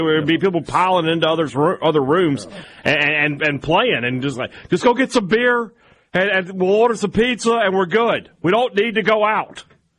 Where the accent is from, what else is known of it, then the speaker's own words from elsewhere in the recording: United States; I'm a taxpayer. I have a job. In my free time, I like to play video games. I don't have to justify anything. I'm an American.